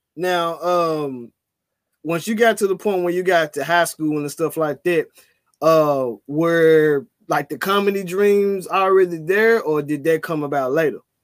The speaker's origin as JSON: {"language": "English", "town": "Memphis", "region": "Tennessee", "country": "United States", "tie": "born or raised there", "said": "a lot of individuals I grew up in Orange Mound"}